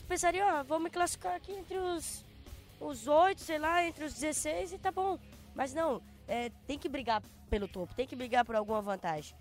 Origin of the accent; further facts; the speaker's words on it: Ceará, Brazil; moved away; also born or lived in Rio de Janeiro; Sou cearense, eu tive que sair de lá